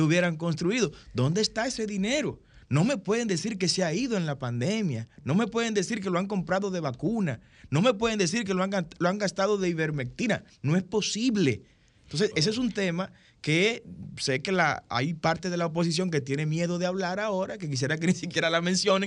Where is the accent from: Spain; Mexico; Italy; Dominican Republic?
Dominican Republic; A partir del año 1844, somos dominicanos